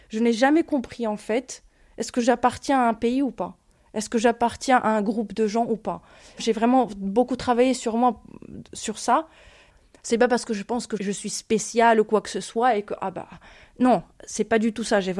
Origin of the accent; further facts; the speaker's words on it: Ukraine; moved away as an adult; now in France; j'ai 29 ans, je viens d'Ukraine, je suis réfugiée ukrainienne. Je suis rentrée en France le 17 mars 2022.